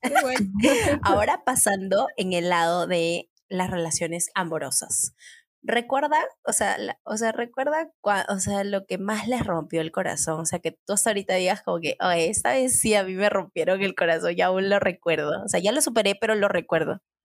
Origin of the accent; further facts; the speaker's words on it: San Martín de Porres, Lima, Peru; also born or lived in San Juan de Miraflores, Lima; yo he vivido toda mi infancia en San Martín de Porres, a San Juan de Miraflores